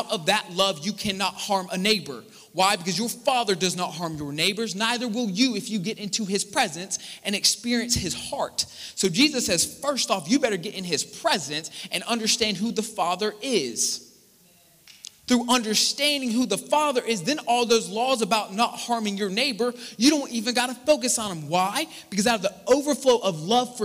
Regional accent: Charleston, United States; some of y'all say I talk too fast, and I do. I'm from Charleston.

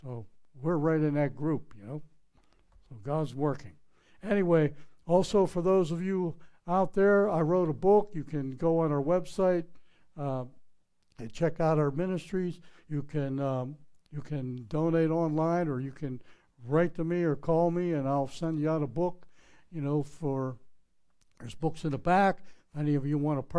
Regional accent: Pittsburgh, Pennsylvania, United States; I'm from Pittsburgh, Pennsylvania. It's not creek, it's crick. It's not house, it's haas. You know, that's the way we speak

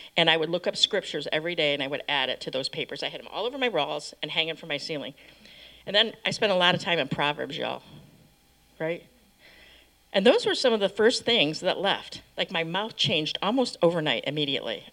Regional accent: Michigan, United States; I grew up in Michigan

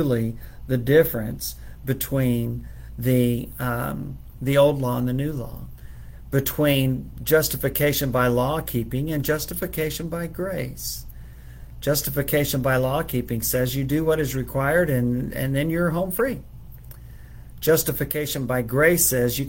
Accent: Texas, United States; It's my home state, where I was born. I'm a native Texan, and am so proud to be living here still

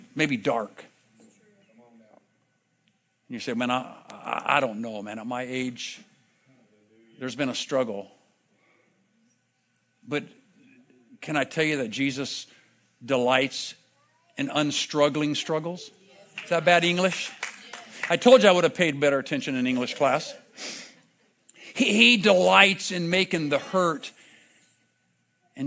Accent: Vista, California, United States; grew up in Vista just down the road

